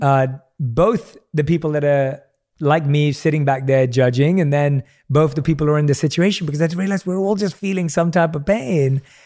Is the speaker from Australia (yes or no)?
no; London, United Kingdom; I grew up in London, I knew no one in the entertainment industry